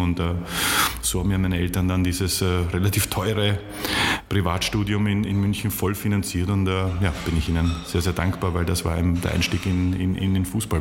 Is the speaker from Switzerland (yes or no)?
no; Vienna, Austria; moved away as an adult; also born or lived in Munich / Leipzig; die haben mich als, als Wiener sozusagen sehr schnell aufgenommen